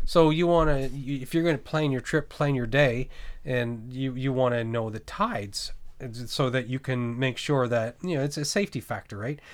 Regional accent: New Brunswick, Canada; moved away; also born or lived in Nova Scotia / British Columbia; I grew up in New Brunswick, uh, Bay of Fundy

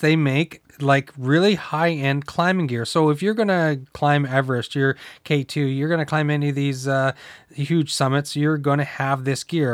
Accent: the Maritimes, Canada; moved away; I'm from the Maritime, so I used to go down, we used to cross border shop into Maine

